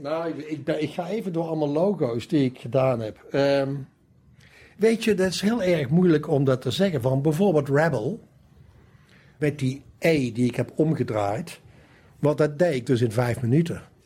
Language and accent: Dutch; Valkenswaard, North Brabant, Netherlands; moved away as an adult; also born or lived in Amsterdam; Ik kom dus uit Brabant. Ik kom uit Valkenswaard. En ben daar opgegroeid